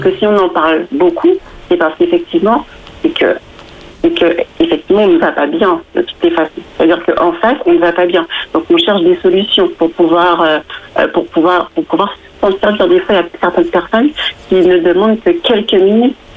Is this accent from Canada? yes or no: no; Guadeloupe; moved away as an adult; now in Île-de-France, France; Je viens de la Guadeloupe et je suis en France depuis, euh, depuis plus de 10 ans maintenant.